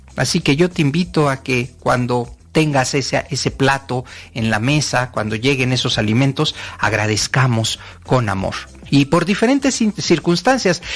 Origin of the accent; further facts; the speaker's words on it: Mexico; como latino, como mexicano